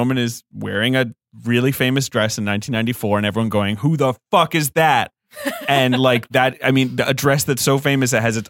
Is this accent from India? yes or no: no; United Kingdom; moved away; I grew up in Britain